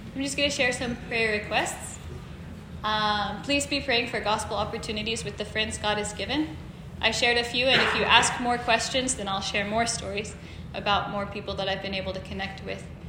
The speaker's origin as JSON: {"language": "English", "town": "Stafford", "country": "United States", "moved": "as an adult", "lives_now": "Tokyo, Japan", "said": "I'm from Stafford, from west of here, but I've lived in Japan for the last four years now."}